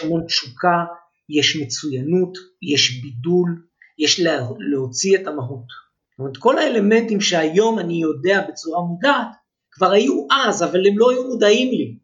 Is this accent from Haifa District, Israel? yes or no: no; Ness Ziona, Central District, Israel; also born or lived in Holon / Rishon LeZion / Herzliya Gymnasium, Tel Aviv; אני גדלתי בנס ציונה, זאת אומרת, נולדתי בחולון, עברנו לראשון, עברנו לנס ציונה